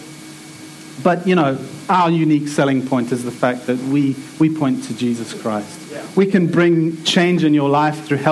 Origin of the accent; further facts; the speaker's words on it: South Africa; now in England, United Kingdom; I'm from South Africa